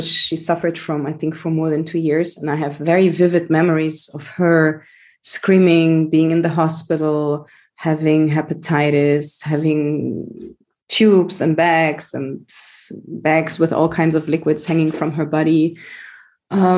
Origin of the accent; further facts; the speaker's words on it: Germany; So I grew up in Germany. I was born and raised there to Greek parents.